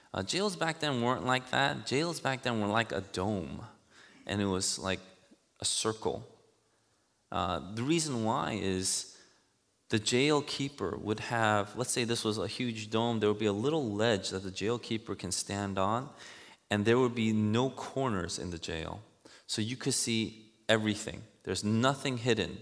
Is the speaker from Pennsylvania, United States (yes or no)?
no; New York City, New York, United States; I grew up in Elmhurst, Queens